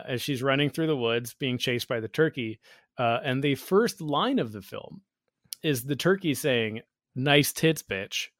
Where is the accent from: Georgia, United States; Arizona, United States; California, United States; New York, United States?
Georgia, United States; growing up in Georgia, I lived seven doors down